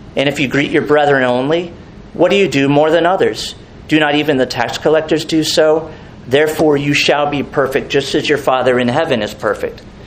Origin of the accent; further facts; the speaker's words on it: Merritt Island, Florida, United States; when I grew up on Saturn Street, Merritt Island